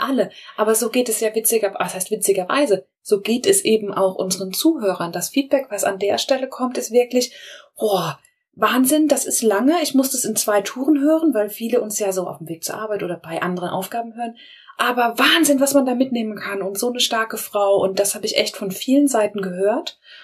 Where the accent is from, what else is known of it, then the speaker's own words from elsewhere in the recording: Rhineland-Palatinate, Germany; bei uns in der Pfalz